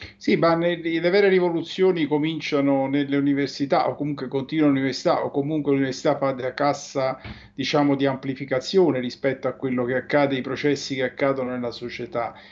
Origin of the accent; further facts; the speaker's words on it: Campania, Italy; da Campano